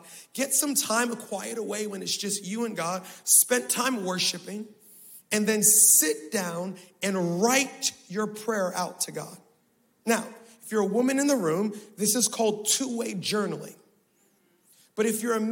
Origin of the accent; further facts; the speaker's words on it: Baltimore, Maryland, United States; I was born in Baltimore. Y'all, I was raised in Baltimore.